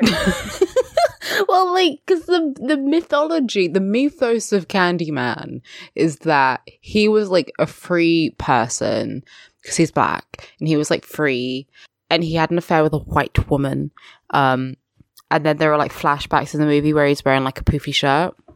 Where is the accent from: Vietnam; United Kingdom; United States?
United Kingdom; I am a British uh, mixed race person with a black dad and a white mother